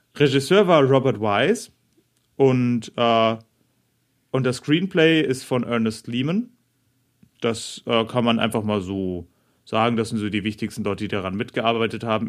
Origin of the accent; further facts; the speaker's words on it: Bavaria, Germany; moved away; Ich bin ja in Bayern aufgewachsen.